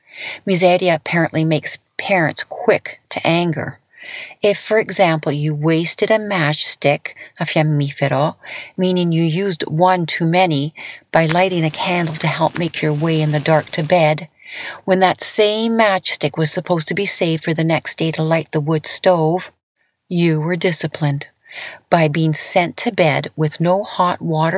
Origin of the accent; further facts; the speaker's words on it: Lethbridge, Alberta, Canada; I grew up in Canada, and I thought I had it hard, living with four other siblings in a small little Italian household in Lethbridge, Alberta